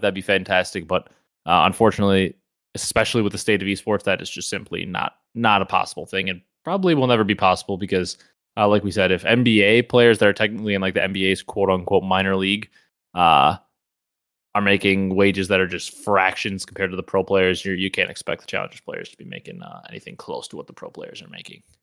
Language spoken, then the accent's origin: English; Wisconsin, United States; growing up in the Midwest, Wisconsin, our whole life